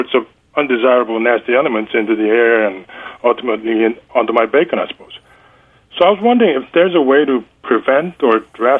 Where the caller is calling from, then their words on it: Seoul, South Korea; I'm calling from Seoul, Korea.